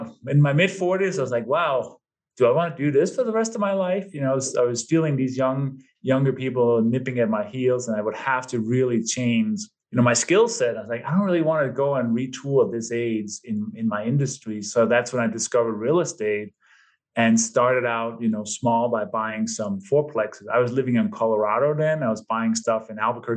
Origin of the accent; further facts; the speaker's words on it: Denmark; moved away as an adult; also born or lived in London, England; now in United States; given my name and my maybe slight accent, I was born and raised in Denmark. Lived there until my early 20s and then moved to London, England, I think in 93